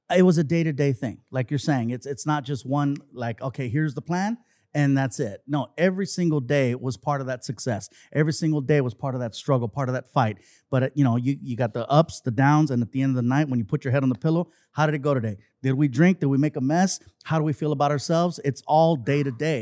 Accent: Long Beach, California, United States; also born or lived in San Diego; grew up in Long Beach, and I've been there ever since

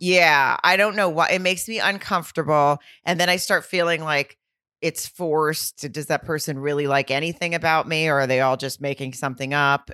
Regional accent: Arkansas, United States; I'm from the South

